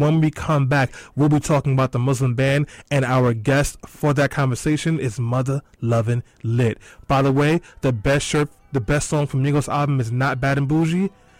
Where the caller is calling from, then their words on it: Canada; I'm actually calling from Canada right now.